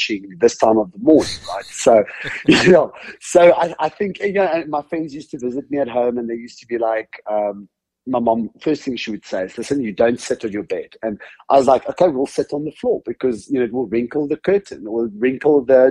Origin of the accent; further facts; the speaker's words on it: Cape Town, Western Cape, South Africa; also born or lived in Sasolburg, South Africa; now in United States; not born and raised in the US. I come from a country called South Africa, a city called Cape Town. I was actually born in a town called Sasolburg